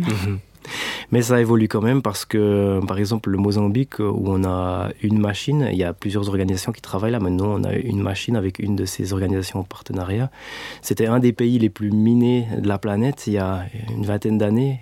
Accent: Switzerland; bon Suisse bien formaté

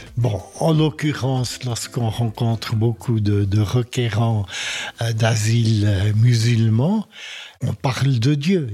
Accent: French-speaking Switzerland, Romandy, Switzerland; je suis un Suisse-Allemand qui, euh, dès sa tendre enfance, habité en Suisse romande

